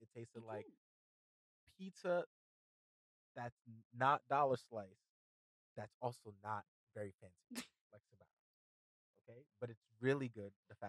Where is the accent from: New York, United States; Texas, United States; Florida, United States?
New York, United States; New York City; We're from New York City.